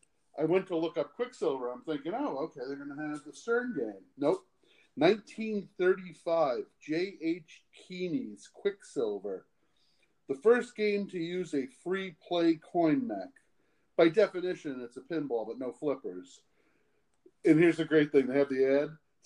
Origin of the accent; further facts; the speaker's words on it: Boston, Massachusetts, United States; I'm from Boston. Most people wouldn't know that.